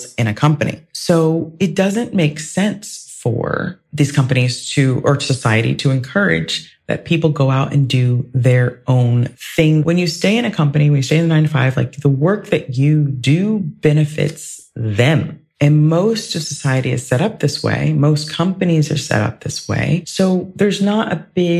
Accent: Ohio, United States; moved away; I grew up in Ohio

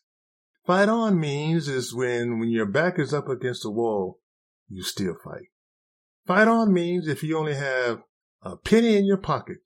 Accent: United States; being a black man growing up in America

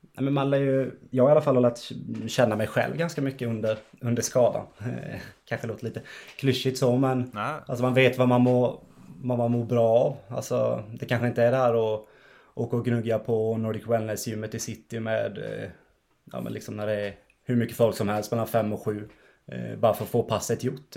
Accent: Ekenässjön, Jönköping County, Sweden; also born or lived in Vetlanda; now in Västerås, Sweden; jag är ju från, från Ekenässjön en tio minuter utanför och har Skire som, som moderklubb också

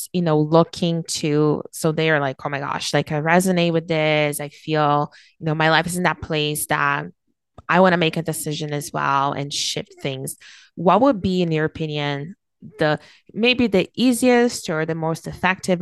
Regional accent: Brazil; now in Canada; I was born and raised in Brazil

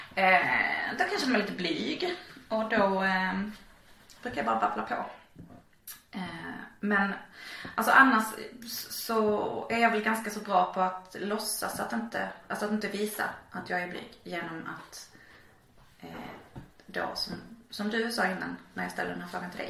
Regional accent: Malmö, Skåne, Sweden; jag är uppvuxen i Slottstaden och då är det liksom där vid Rönneholmsparken

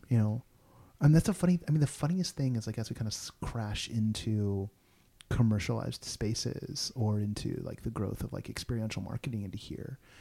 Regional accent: Bay Area, California, United States; now in Los Angeles, United States; I grew up in the Bay Area

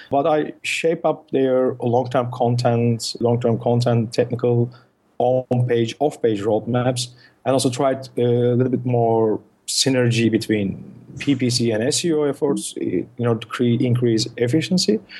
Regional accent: Turkey; first language Turkish; English is a second language; as I speak Turkish, which is my mother tongue.

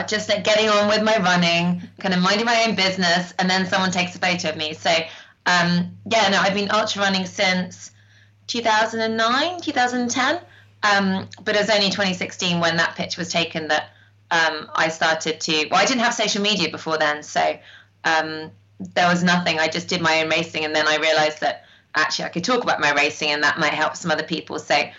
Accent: North West England, United Kingdom; born or raised there

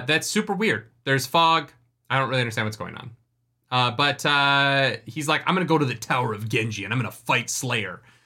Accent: Canada; moved away as an adult; also born or lived in United States; I've never really voted in Canada because I turned eighteen and moved to the States

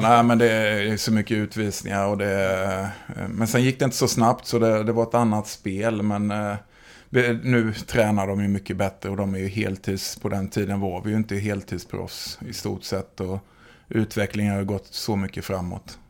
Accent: Oskarshamn, Kalmar County, Sweden; jag är från Oskarshamn.

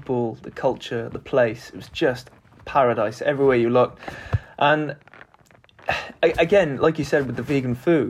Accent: Wales, United Kingdom; I'm Welsh, so growing up

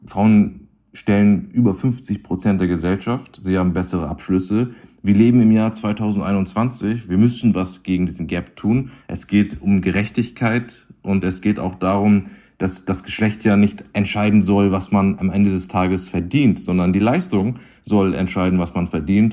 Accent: Hamburg, Germany; bin in Hamburg geboren

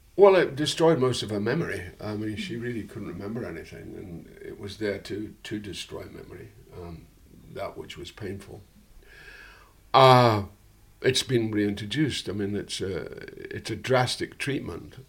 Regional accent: Dundee, Scotland, United Kingdom; my hometown was an interesting hometown because Dundee was ostensibly

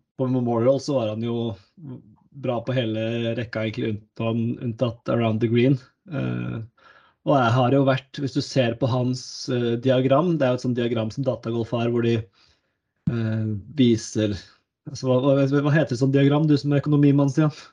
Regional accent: Norway; som nordmann

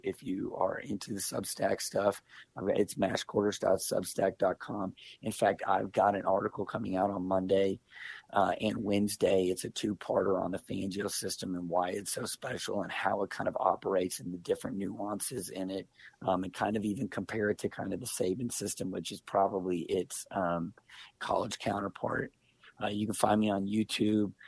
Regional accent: Kansas City, Missouri, United States; I grew up in Kansas City

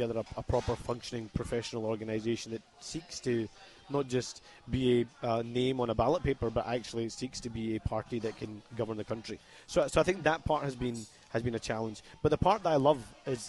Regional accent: Scotland, United Kingdom; I'm as much Scottish as anybody else

